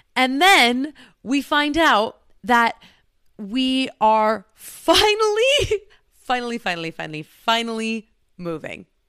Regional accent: California, United States; moved away as an adult; now in Washington, United States; growing up in California

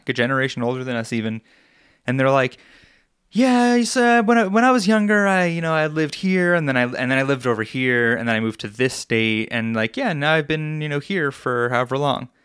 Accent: Long Island, New York, United States; now in Colorado, United States; I grew up on Long Island

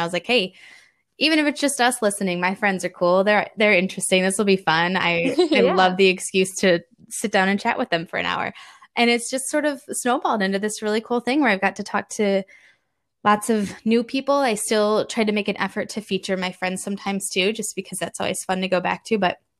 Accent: Indiana, United States; And we're from Indiana, just outside Chicago. So we've got the Midwest box checked as well.

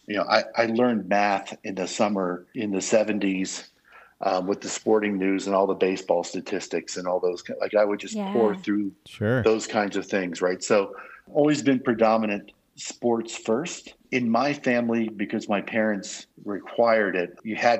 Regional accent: New York, United States; So because I grew up in New York, I grew up a Baltimore fan.

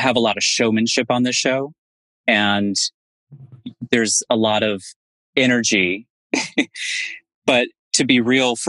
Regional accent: Indiana, United States; moved away; my home state of Indiana

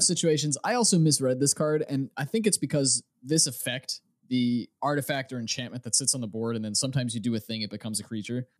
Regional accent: United States; I'm an American

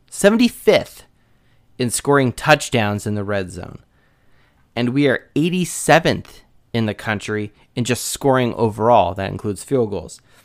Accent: Southern California, United States; moved away; also born or lived in Midwest; growing up in Southern California

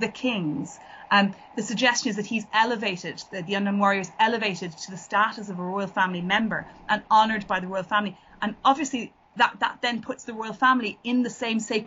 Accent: Ireland; now in England; as an Irish writer living in England

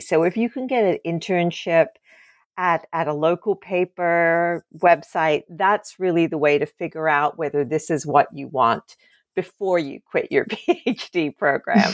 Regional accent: Australia; moved away; I grew up in Australia

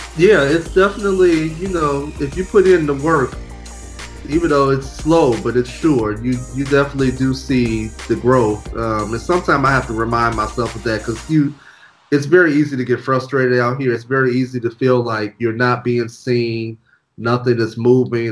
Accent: Chicago, Illinois, United States; moved away as an adult; now in Los Angeles, United States; I live in LA. I'm originally from Chicago, Illinois, the south suburbs. Uh, born and raised

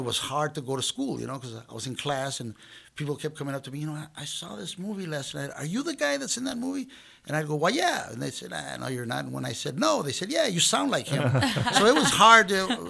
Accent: Compton, California, United States; I grew up in Los Angeles, but it couldn't have been far more removed from show business. I mean, I grew up in Compton.

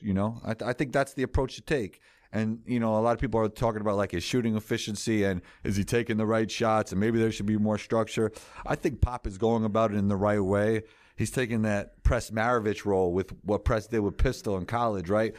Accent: New York City, New York, United States; I grew up in New York City

